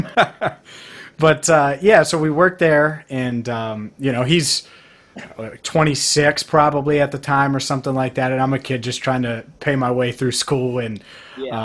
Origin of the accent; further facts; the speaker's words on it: Cincinnati, Ohio, United States; a team in my hometown.